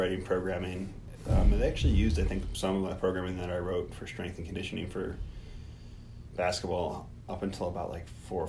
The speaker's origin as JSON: {"language": "English", "region": "Missouri", "country": "United States", "tie": "born or raised there", "said": "I grew up in Missouri"}